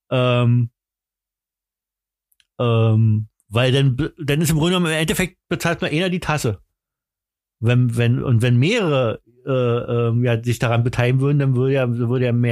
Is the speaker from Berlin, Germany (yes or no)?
yes; Berlin, Germany; Ich bin richtiger Berliner, Alter.